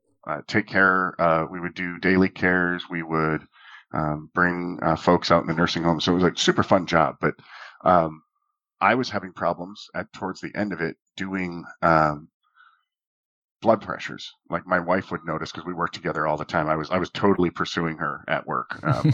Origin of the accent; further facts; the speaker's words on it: Minot, North Dakota, United States; I grew up in Minot, North Dakota